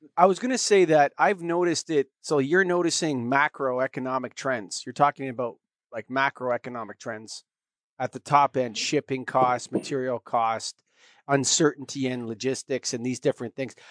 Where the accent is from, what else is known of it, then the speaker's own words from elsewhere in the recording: Canada; I'm a Canadian